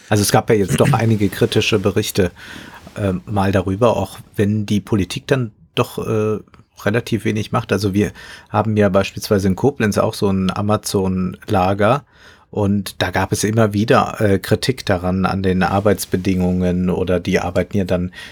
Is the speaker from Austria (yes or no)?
no; Amsterdam, North Holland, Netherlands; aber nehmen wir meine Heimatstadt Amsterdam